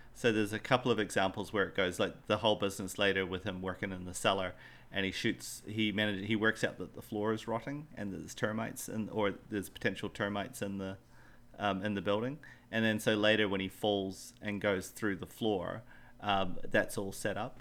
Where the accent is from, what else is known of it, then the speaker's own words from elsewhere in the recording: Western Australia, Australia; I, I grew up in Australia. I grew up in Western Australia.